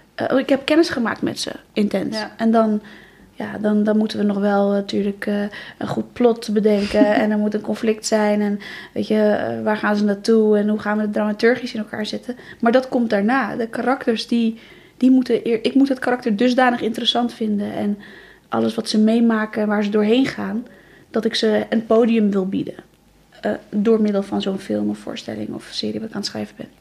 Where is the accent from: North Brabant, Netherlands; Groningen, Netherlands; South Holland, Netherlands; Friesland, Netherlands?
South Holland, Netherlands; Alblasserdam; now in Rotterdam, Netherlands; geboren in Alblasserdam.